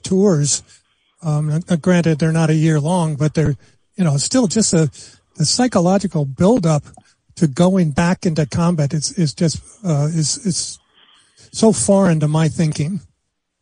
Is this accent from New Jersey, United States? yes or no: yes; New Jersey, United States; moved away; I'm from New Jersey originally